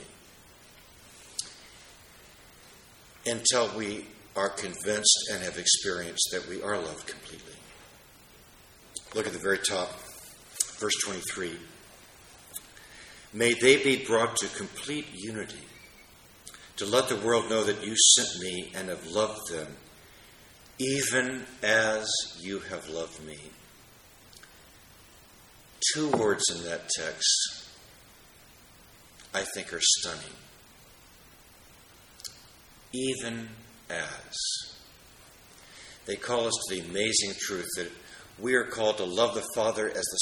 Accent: Washington, District of Columbia, United States; my hometown of Washington, D.C.

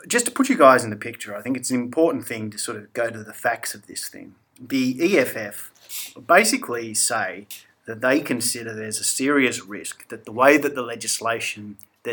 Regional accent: Australia; being Australian as we are.

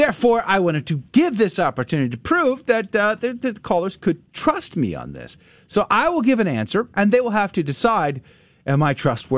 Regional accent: San Antonio, Texas, United States; San Antonio is famous for other reasons besides me having gone to high school there and being the 10th grade history student of the year at Judson High School.

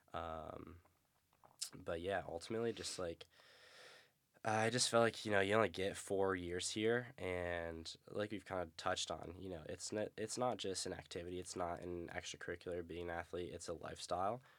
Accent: upstate New York, United States; moved away as an adult; Not even the cool part of New York, upstate New York.

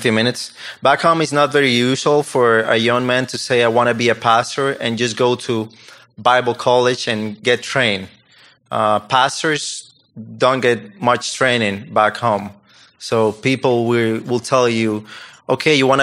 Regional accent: Dominican Republic; English is a second language; moved away as an adult; I'm from Dominican Republic

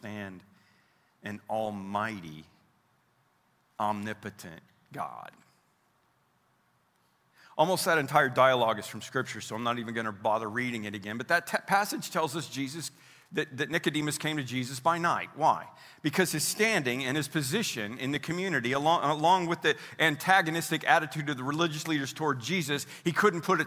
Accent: Oklahoma, United States; also born or lived in Roby, Missouri; I'm from Oklahoma, but I was born in Missouri.

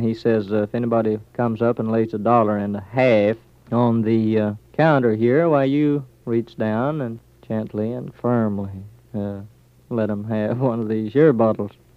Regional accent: Okemah, Oklahoma, United States; moved away; I was born there in July the 14th, 1912

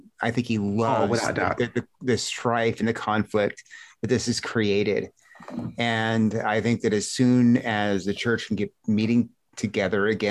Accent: United States; as an American

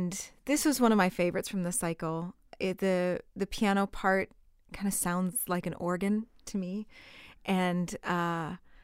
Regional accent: Valley City, North Dakota, United States; also born or lived in Minnesota; I'm also from North Dakota. I grew up there in a small town called Valley City.

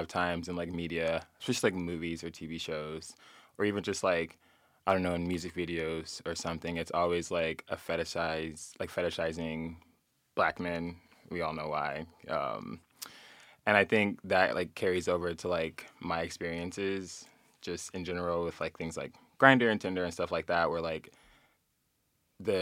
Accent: Southern California, United States; moved away as an adult; now in Philadelphia, United States; I grew up in Southern California

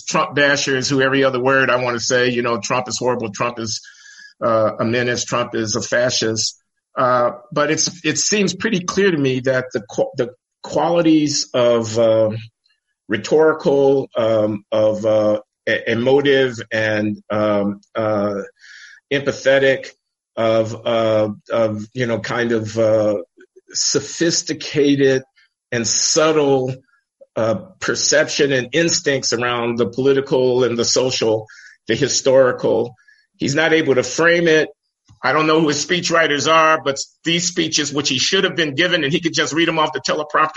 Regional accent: Chicago, Illinois, United States; I grew up in Chicago, south side of Chicago, 75th and the Dan Ryan Expressway

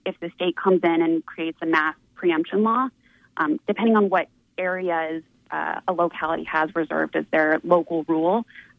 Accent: North Carolina, United States; So I'm actually from North Carolina. I will uh-huh. caveat this. I grew up there.

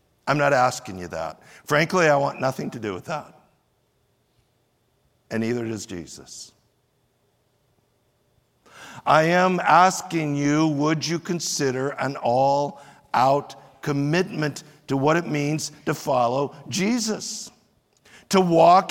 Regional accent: United States; we as American Christians

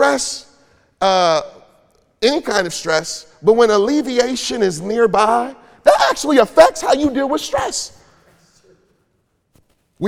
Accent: Detroit, Michigan, United States; I grew up in Detroit

